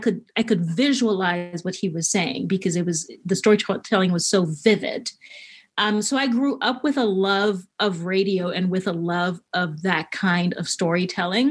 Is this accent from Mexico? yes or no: no; Haiti; now in Los Angeles, United States; I was born and raised in Haiti.